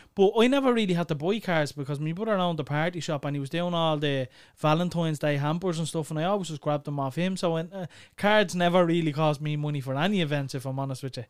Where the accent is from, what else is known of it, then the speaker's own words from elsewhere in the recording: Clondalkin, Leinster, Ireland; we're from Clondalkin